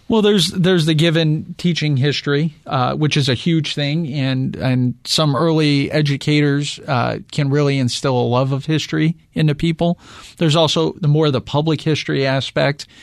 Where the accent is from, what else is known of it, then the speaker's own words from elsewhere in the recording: suburbs of Chicago, Midwest, United States; now in Phoenix, United States; I grew up in the Midwest